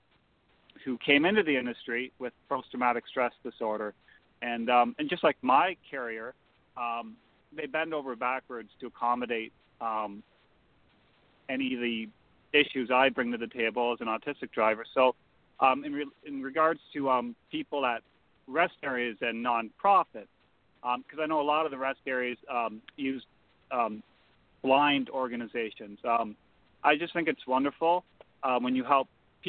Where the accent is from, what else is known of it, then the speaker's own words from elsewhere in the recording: Canada; a Canadian truck driver